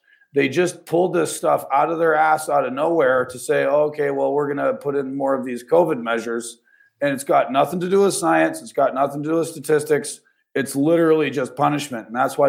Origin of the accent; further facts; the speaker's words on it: Canada; I've been a trucker my entire life. I'm from Canada.